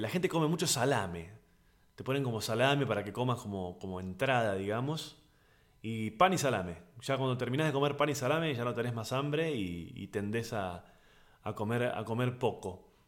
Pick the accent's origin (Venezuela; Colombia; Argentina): Argentina; Buenos Aires; comediante argentino de Buenos Aires.